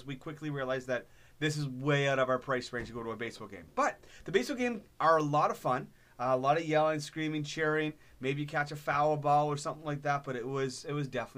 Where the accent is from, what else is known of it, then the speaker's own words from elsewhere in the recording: Ottawa, Ontario, Canada; We're from Ottawa